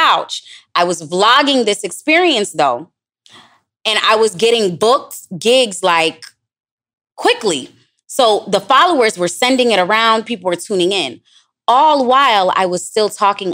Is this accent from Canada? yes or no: no; Jamaica; moved away; also born or lived in Florida / Los Angeles; I'm Jamaican